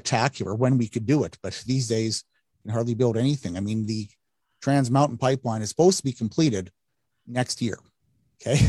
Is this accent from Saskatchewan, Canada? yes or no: yes; Yorkton, Saskatchewan, Canada; also born or lived in Hyas, Saskatchewan; I grew up in Yorkton, mom remarried, and my stepdad was the pipeliner.